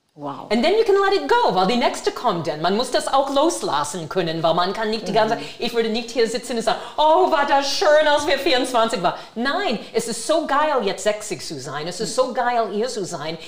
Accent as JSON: {"language": "German", "town": "Brockton", "region": "Massachusetts", "country": "United States", "second_language": "German", "moved": "yes", "lives_now": "Germany", "said": "ich komme aus Brockton, Massachusetts"}